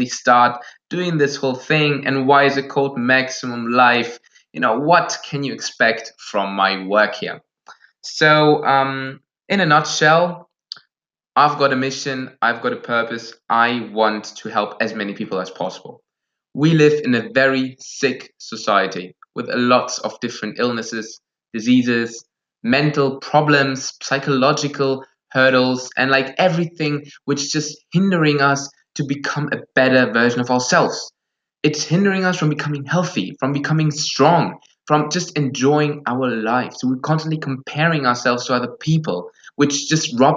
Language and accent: English; Germany; first language Russian and German; English is a second language; I'm from Germany. English is not my native language.